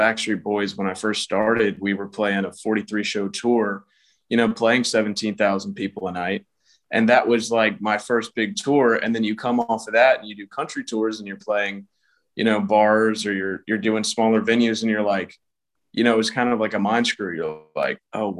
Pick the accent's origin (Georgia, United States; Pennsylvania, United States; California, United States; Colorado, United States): Georgia, United States; Atlanta; I'm from Atlanta, Georgia